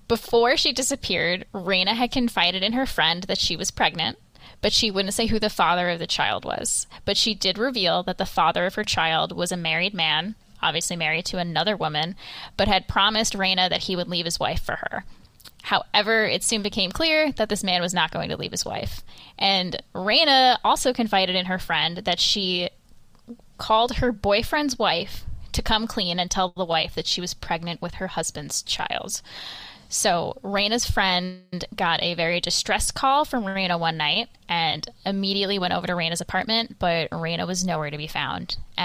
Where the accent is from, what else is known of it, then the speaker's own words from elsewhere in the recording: New York, United States; It's true. I am a New Yorker.